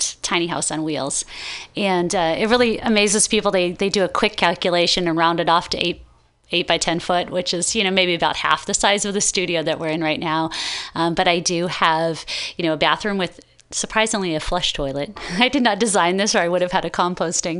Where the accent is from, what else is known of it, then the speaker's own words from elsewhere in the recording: Iowa, United States; moved away as an adult; now in California, United States; I grew up in Iowa